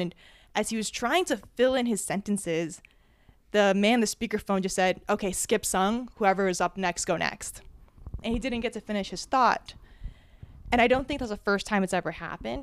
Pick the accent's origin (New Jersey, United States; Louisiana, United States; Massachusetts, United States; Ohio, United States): New Jersey, United States; I was born and raised in Jersey